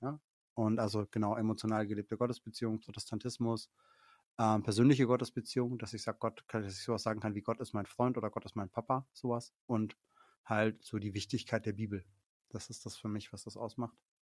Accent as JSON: {"language": "German", "area": "Middle Franconia", "region": "Bavaria", "country": "Germany", "said": "Ich komme aus Mittelfranken"}